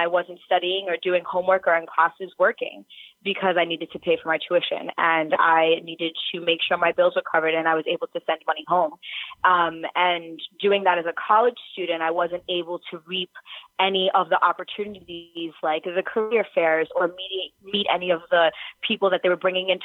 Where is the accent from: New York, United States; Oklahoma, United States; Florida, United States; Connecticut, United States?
New York, United States; New York City; I'm from New York City and from Manhattan, from the city, grew up there